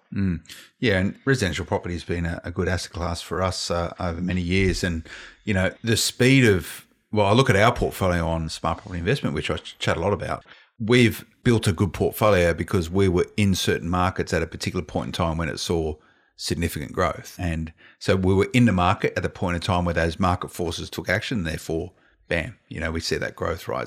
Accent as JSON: {"language": "English", "town": "Blacktown", "region": "New South Wales", "country": "Australia", "tie": "born or raised there", "said": "I grew up around Blacktown Way"}